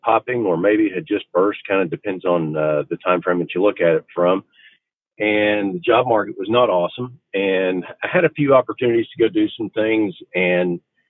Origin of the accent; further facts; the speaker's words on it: Oklahoma City, Oklahoma, United States; I grew up here in Oklahoma City